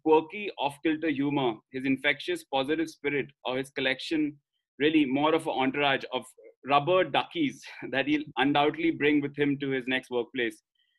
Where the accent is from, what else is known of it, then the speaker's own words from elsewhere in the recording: India; accent: Indian; We both are Australian, as you can tell from my Indian accent.